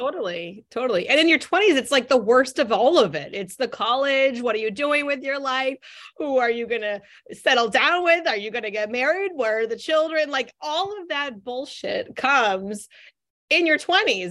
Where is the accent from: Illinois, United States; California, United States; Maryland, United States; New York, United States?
California, United States; Northern; now in Boston, United States; I grew up in Northern California, moved three thousand miles away to Boston, Massachusetts